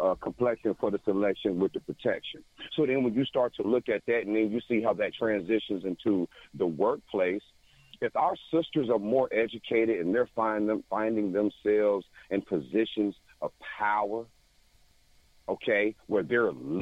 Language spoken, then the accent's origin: English; South Carolina, United States; I grew up in South Carolina